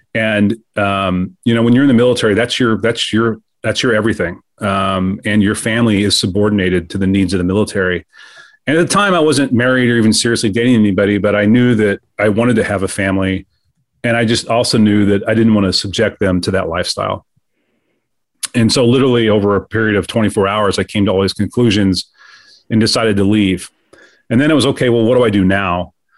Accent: Kansas City, Missouri, United States; I was raised in the Midwest, um, in Kansas City, Missouri

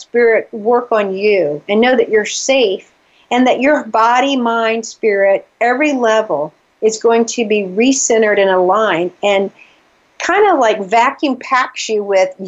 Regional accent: the South, United States; moved away as an adult; also born or lived in Atlanta, Georgia; now in New England, United States; because I'm from the South, I always pick on my accent.

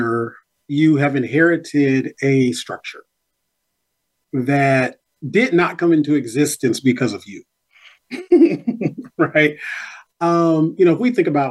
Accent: Nashville, Tennessee, United States; my own life growing up in North Nashville

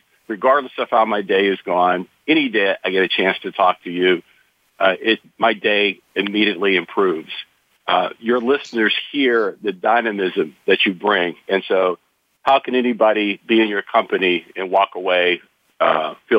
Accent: about 60 miles south of Pittsburgh, small town in southwest Pennsylvania, United States; I grew up in a small town, southwest Pennsylvania, probably about 60 miles south

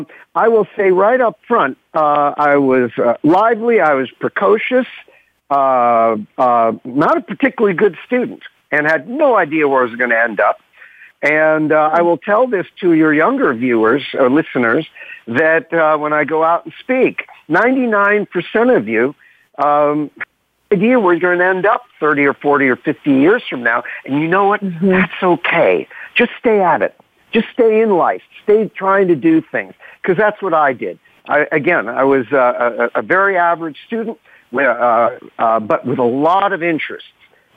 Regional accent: New York City, New York, United States; born or raised there; also born or lived in Chicago, Illinois / Denver, Colorado / Tuscany, Italy

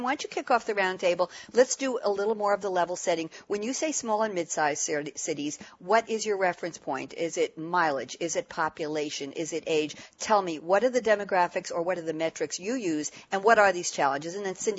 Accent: New York City, New York, United States; now in Long Island, United States; Being a New Yorker, native New Yorker

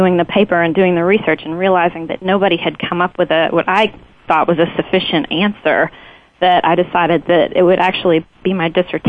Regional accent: Lexington, Kentucky, United States; moved away; I grew up in Kentucky and went to college in Kentucky

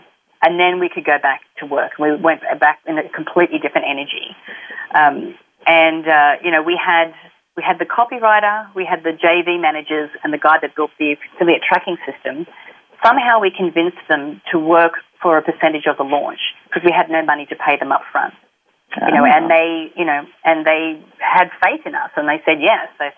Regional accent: Australia; because we're Australian, we didn't have a bank account or couldn't set up a merchant facility

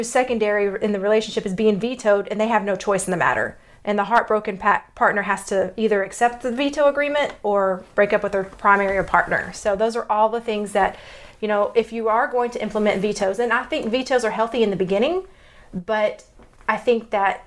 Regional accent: Texas, United States; accent: Texas; my Texas accent

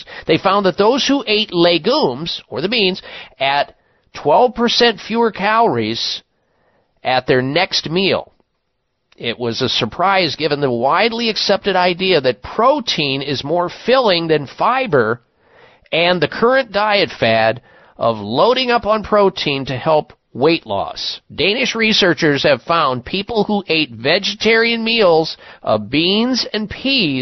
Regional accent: Midwest, United States; moved away as an adult; growing up in the Midwest, I was weaned on meat 3 times a day

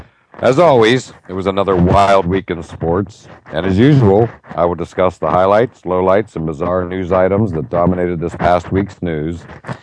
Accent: the East, East Coast, United States; I am born and bred in the East

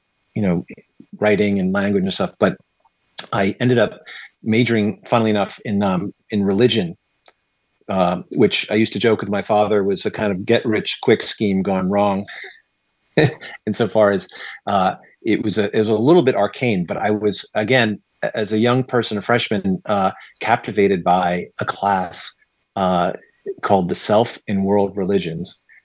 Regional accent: Connecticut, United States; also born or lived in New York City; when my parents announced that they wanted to move myself and my three tiny brothers to Connecticut

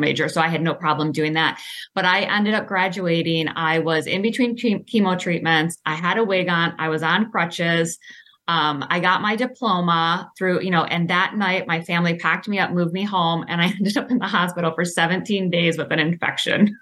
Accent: Clawson, Michigan, United States; I grew up in Clawson, small town

